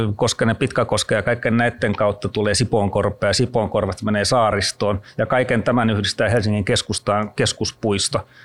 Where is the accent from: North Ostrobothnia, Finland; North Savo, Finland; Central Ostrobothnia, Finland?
Central Ostrobothnia, Finland; Kruunupyy; moved away; mä oon Keski-Pohjanmaalta kotoisin kruunupyystä